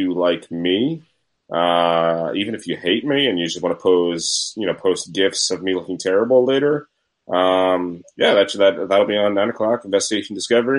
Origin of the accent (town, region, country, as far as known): Scotch Plains, New Jersey, United States; born or raised there